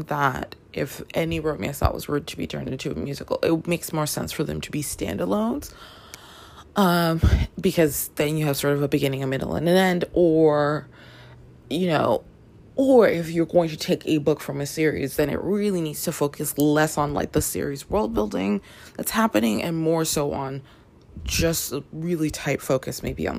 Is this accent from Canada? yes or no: yes; Canada; moved away; also born or lived in Washington Heights, New York, United States; I grew up in Canada